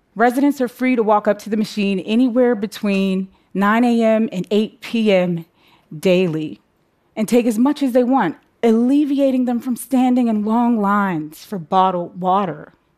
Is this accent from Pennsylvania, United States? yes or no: yes; Braddock, Pennsylvania, United States; me growing up in my hometown, Braddock, Pennsylvania